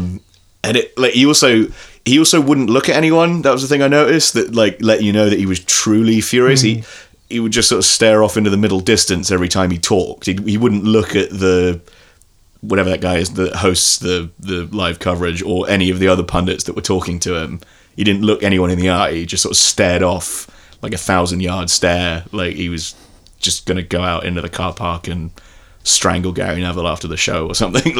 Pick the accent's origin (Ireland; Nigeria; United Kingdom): Ireland; as an Irishman